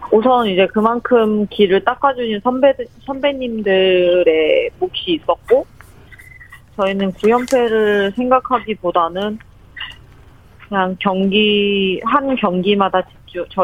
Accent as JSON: {"language": "Korean", "region": "Ulsan", "country": "South Korea", "tie": "born or raised there", "said": "저는 이제 저희 저의 고향인 울산에 지금 와 있어요."}